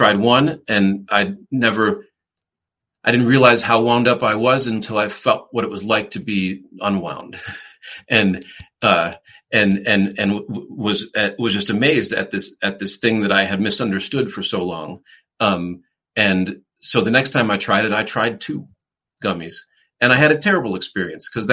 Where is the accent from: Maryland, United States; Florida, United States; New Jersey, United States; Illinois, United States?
Illinois, United States; La Grange Park; moved away as an adult; also born or lived in Chicago / Los Angeles; now in Denver, United States; I grew up in the Chicago suburbs, a suburb called LaGrange Park, Illinois